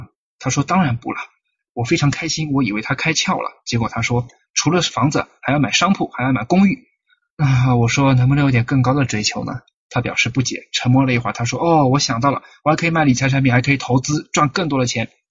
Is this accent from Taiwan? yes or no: no; China; 我们中国人追求的东西很虚。